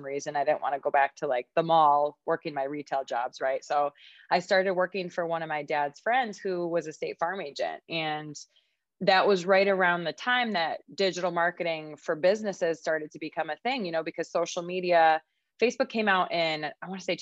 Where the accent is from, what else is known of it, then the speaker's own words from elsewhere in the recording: Rochester, New York, United States; I started working for another marketing company that's in my hometown, Rochester, New York.